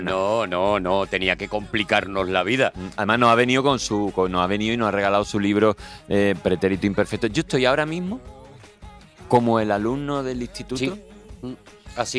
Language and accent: Spanish; Andalusia, Spain; soy andaluz